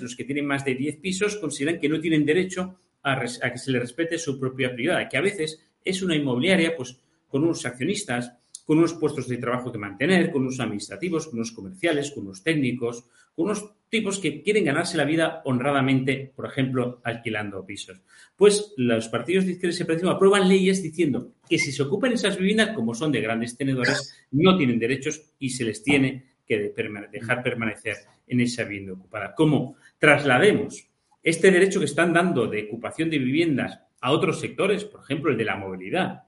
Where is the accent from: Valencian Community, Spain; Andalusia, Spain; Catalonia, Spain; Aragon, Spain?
Catalonia, Spain; los catalanes que consideramos que el catalán y el español son nuestras lenguas propias